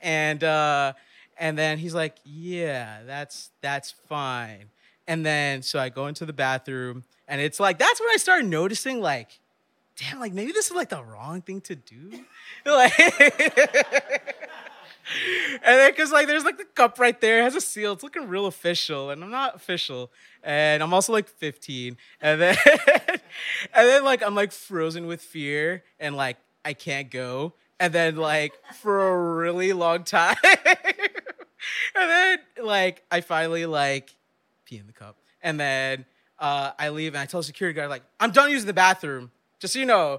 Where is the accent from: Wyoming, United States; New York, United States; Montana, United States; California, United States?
New York, United States; New York City; I went to New York City public schools my whole life, and I grew up in Midwood.